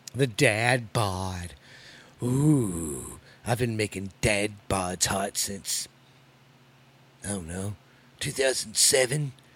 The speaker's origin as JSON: {"language": "English", "country": "United States"}